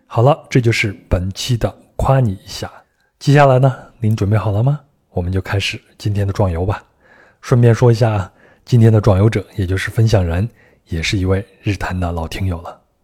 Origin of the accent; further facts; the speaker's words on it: Henan, China; moved away; 我们老家河南